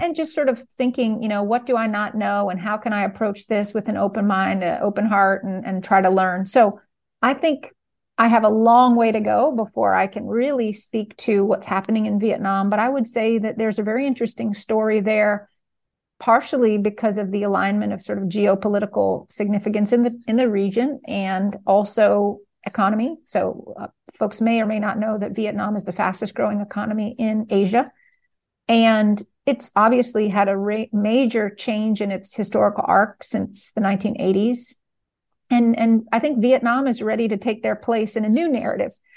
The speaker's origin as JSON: {"language": "English", "region": "New York", "country": "United States", "said": "I'm from New York"}